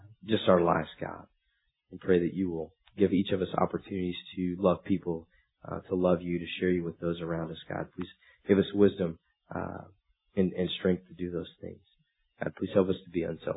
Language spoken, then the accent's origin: English; United States; being American is a good thing, I'm happy about